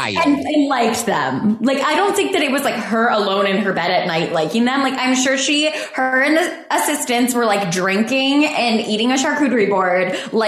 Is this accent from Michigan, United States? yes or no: yes; Michigan, United States; I grew up in Michigan, which is already cold enough.